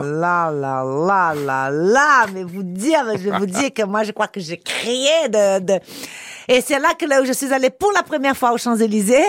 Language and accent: French; Brazil; French is a second language; moved away as an adult; now in Paris, France; j'ai quitté le Brésil à 21 ans pour en année sabbatique pour euh, essayer d'être mannequin en Europe.